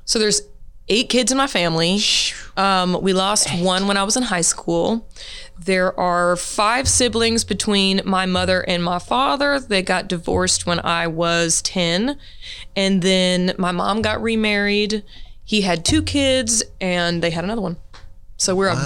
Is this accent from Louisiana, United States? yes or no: yes; Monroe, Louisiana, United States; also born or lived in Siloam Springs, Arkansas; now in Fayetteville, United States; I was born in Monroe, Louisiana. I, uh, you know, my whole family's from that area